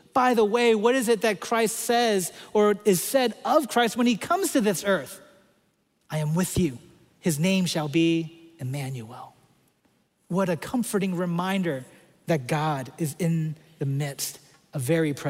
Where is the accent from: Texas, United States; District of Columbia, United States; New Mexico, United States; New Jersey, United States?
District of Columbia, United States; Washington; I grew up in Washington, D.C.